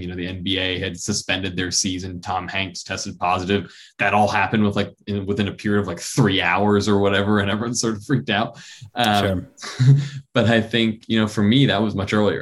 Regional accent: Hong Kong; moved away; also born or lived in New York; I grew up in Hong Kong. And when I had moved there in 05

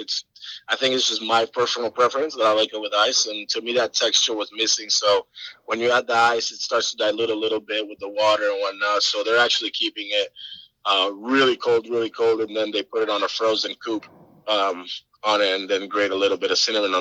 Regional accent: Puerto Rico; from my hometown, Puerto Rico

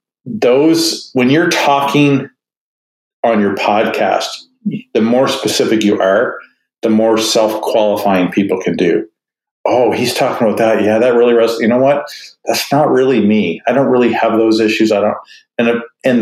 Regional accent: Canada; I'm Canadian

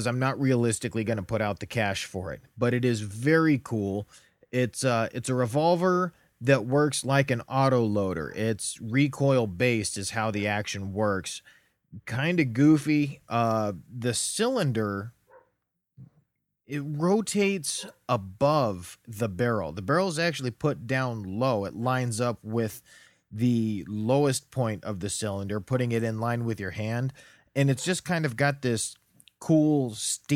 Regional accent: United States; growing up in America

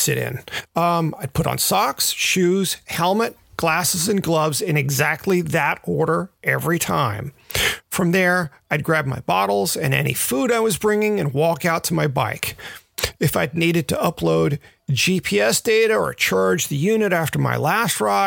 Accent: Memphis, Tennessee, United States; moved away; also born or lived in Redondo Beach, California; I grew up in Memphis

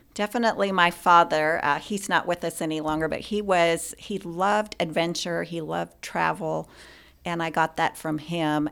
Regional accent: Spokane, Washington, United States; moved away as an adult; also born or lived in Klamath Falls, Oregon / Wyoming / Louisiana / Texas; grew up in Oregon and Washington, and primarily grew up in Spokane, Washington.

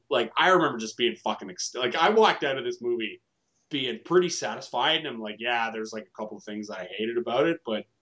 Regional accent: Canada; we're all Canadian here

